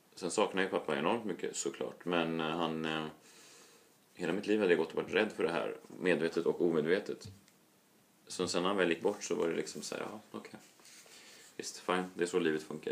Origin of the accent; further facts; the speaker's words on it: Stockholm, Stockholm County, Sweden; är uppvuxen i Vasastan, Stockholm